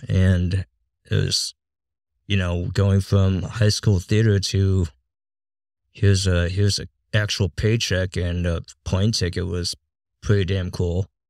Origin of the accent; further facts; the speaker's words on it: Massachusetts, United States; moved away; I grew up in a small town in Massachusetts